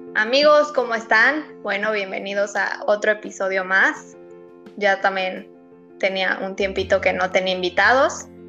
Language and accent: Spanish; Mexico; la cultura como mexicanos